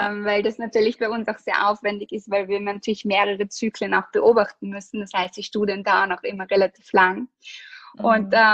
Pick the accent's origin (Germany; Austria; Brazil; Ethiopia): Austria; also wir sind aus Österreich, wir produzieren auch in Österreich, es ist ein österreichisches Produkt.